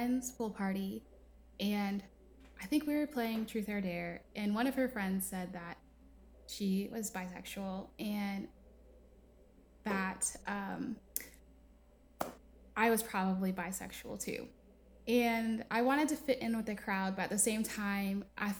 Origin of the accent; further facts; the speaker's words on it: Connecticut, United States; now in the South, United States; I'm from the East Coast. I was raised in Connecticut, in a really little town